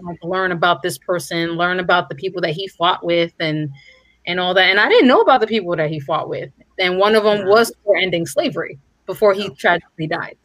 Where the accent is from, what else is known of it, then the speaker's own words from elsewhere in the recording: New York, United States; I've been in New York all my life